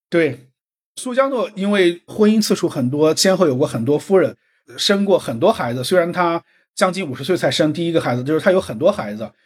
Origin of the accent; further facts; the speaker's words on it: China; 还有一个涉及到我们中国人可能很敏感的一个话题